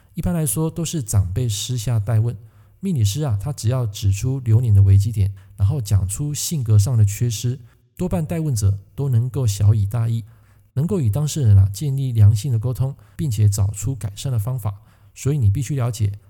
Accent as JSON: {"language": "Chinese", "country": "Taiwan", "said": "在我们台湾话"}